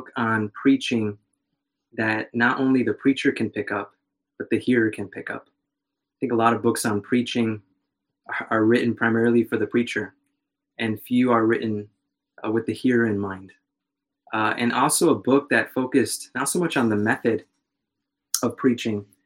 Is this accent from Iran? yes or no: no; Chicago, Illinois, United States; moved away as an adult; now in Fort Worth, United States; I was born and raised in Chicago